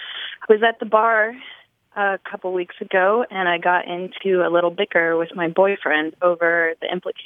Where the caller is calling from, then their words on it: Nashville, Tennessee, United States; I'm calling from Nashville, Tennessee.